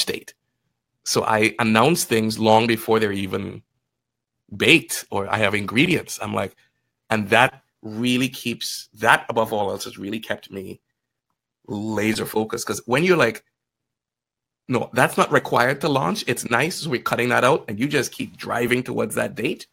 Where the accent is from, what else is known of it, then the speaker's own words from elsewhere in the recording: Trinidad & Tobago; moved away as an adult; also born or lived in Guyana; now in Canada; Lived in Trinidad between 9 and 18. And that's where I really consider myself Trini, because I'm like, that's where my memories are. That's where I grew up